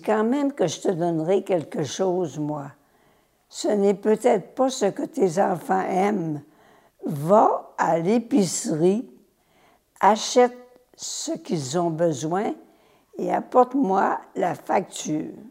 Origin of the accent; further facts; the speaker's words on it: Laterrière, Quebec, Canada; je suis né à la Terrière, près de Chicoutimi. C'est un petit village de rien